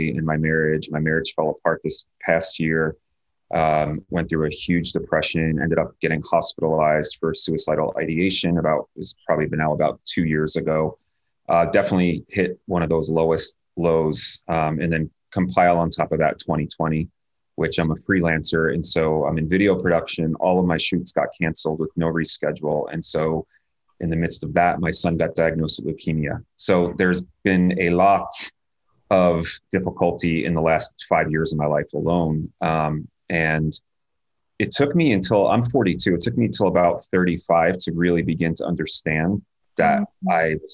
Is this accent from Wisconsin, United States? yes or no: no; New Jersey, United States; I was born and raised in New Jersey